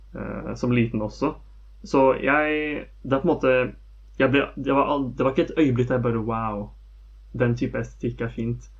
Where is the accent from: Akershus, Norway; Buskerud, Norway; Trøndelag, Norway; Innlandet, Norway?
Akershus, Norway; Skjetten; jeg vokste opp på Skjetten